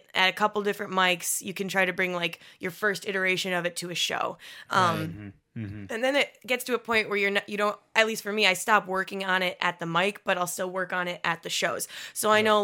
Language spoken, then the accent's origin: English; Upper Michigan, United States; moved away; I'm from Upper Michigan